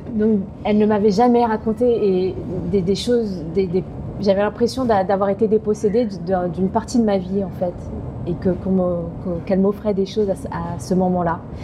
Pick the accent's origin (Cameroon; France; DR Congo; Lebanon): France; On est très chauvin euh, en tant que Français